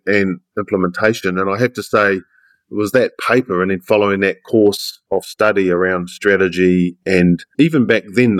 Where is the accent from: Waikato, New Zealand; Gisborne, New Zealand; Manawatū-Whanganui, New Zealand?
Manawatū-Whanganui, New Zealand; I grew up in the Manawatu. You know, I was the youngest of five, grew up in rural Manawatu, which is down and around Palmerston North, just north of Wellington.